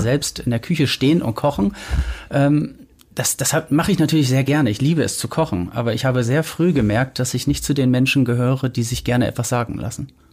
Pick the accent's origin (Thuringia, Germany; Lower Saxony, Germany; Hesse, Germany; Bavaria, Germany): Lower Saxony, Germany; Delmenhorst; also born or lived in Bremen / Travemünde; now in Hamburg, Germany; ich komme aus Delmenhorst, habe dann in Bremen gewohnt